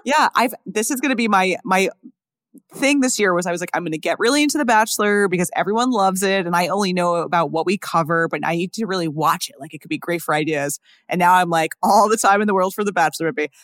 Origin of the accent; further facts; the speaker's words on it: New York, United States; I'm from New York